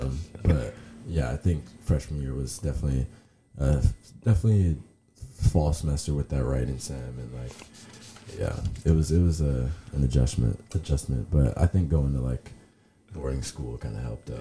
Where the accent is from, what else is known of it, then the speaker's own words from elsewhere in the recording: Toronto, Ontario, Canada; moved away; also born or lived in Lynchburg, Virginia; Originally from Toronto, Canada